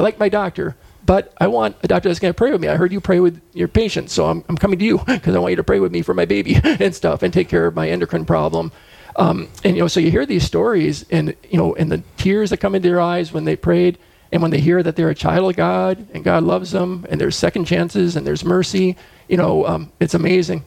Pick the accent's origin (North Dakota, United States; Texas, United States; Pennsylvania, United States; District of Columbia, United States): North Dakota, United States; Fargo; also born or lived in Rochester, Minnesota / Brainerd, Minnesota; I grew up in Fargo.